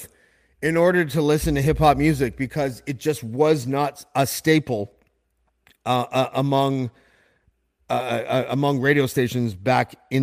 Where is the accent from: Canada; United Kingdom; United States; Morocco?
Canada; Whitby, Ontario; I grew up in Whitby, Ontario, which is about, I guess, 40 minutes or so outside of Toronto.